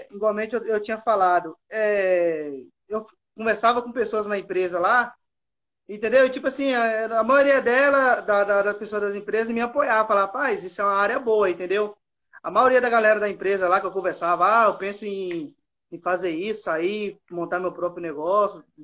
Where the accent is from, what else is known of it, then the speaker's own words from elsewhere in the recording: Espírito Santo, Brazil; Sou aqui do Espírito Santo aqui. Ô, Espírito Santo? Isso, sou do Espírito Santo.